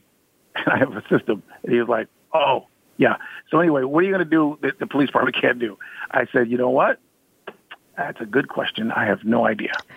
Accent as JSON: {"language": "English", "town": "Ann Arbor", "region": "Michigan", "country": "United States", "said": "I'm from Ann Arbor, Michigan, where University of Michigan is"}